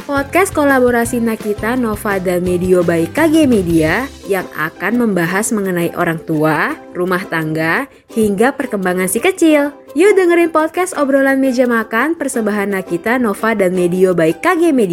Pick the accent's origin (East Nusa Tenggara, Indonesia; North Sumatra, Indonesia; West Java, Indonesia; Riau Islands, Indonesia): East Nusa Tenggara, Indonesia; Kami orang NTT pakai barang seperti itu dari abad ke-7.